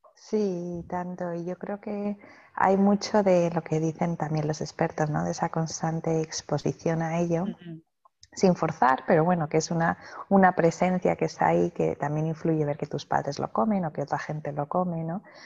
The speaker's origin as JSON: {"language": "Spanish", "town": "Madrid", "region": "Community of Madrid", "country": "Spain", "moved": "as an adult", "lives_now": "Australia", "said": "los dos somos de España, yo de Madrid y él de Barcelona."}